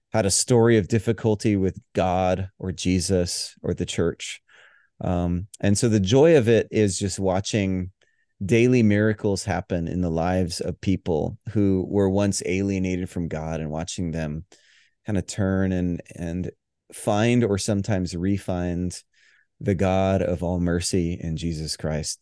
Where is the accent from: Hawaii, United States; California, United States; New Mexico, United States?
Hawaii, United States; moved away; also born or lived in Denver; I grew up in the Southern Baptist tradition, which I love, appreciate. It was the cradle of my faith, um, in Hawaii, of all places